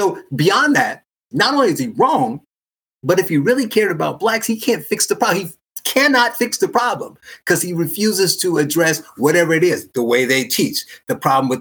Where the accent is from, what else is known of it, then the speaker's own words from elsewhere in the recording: Gary, Indiana, United States; I was born in Gary, Indiana